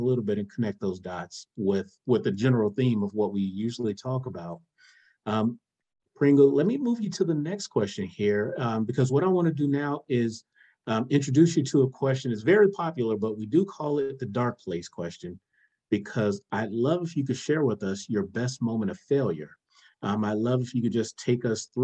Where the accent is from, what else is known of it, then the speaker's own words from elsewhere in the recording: South Miami, Florida, United States; I'm from South Miami